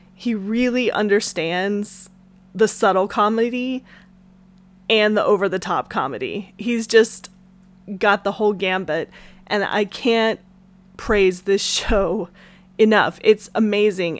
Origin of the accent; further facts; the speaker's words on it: the South, United States; growing up in the South, where everybody's got a church